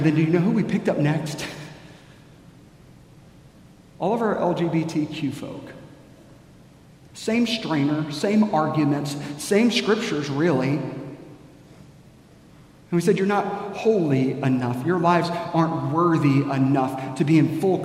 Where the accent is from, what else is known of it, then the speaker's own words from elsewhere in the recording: United States; we as American Christians